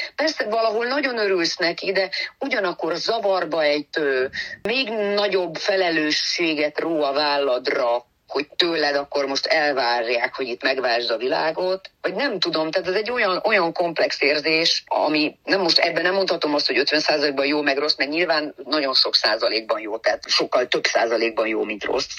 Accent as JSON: {"language": "Hungarian", "town": "Târgu Mureș", "region": "Mureș County", "country": "Romania", "tie": "born or raised there", "moved": "yes", "said": "Marosvásárhelyről, a szülővárosomból"}